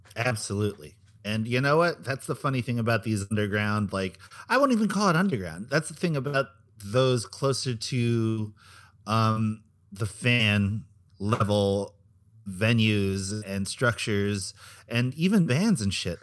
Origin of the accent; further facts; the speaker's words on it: Philippines; It's part of being Filipino